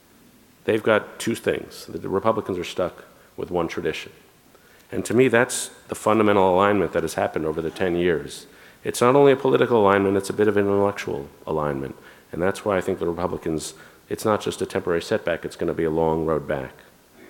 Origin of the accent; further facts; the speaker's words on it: United States; I am an American man